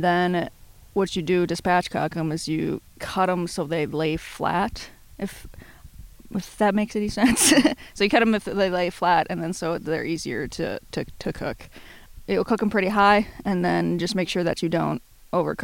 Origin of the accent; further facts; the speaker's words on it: Bemidji, Minnesota, United States; Originally, I'm from Bemidji, Minnesota.